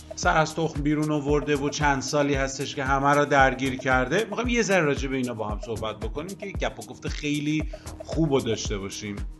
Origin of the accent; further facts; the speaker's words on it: Iran; ما ایرانی هستیم